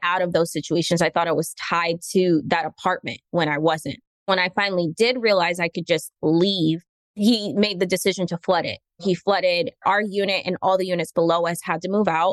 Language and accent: English; Orlando, Florida, United States; I grew up in Orlando, Florida, born and raised.